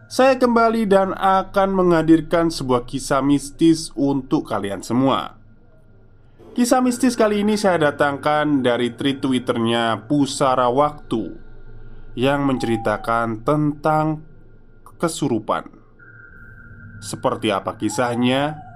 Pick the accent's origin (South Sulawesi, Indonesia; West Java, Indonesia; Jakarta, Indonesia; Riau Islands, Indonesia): South Sulawesi, Indonesia; Luwu; moved away; Aku perantau di kota ini Asalku dari kota Luwu, Sulawesi Tengah Mungkin teman-teman merasa kurang familiar dengan kota itu.